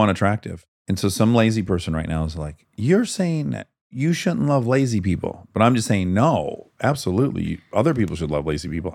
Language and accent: English; United States; I'm American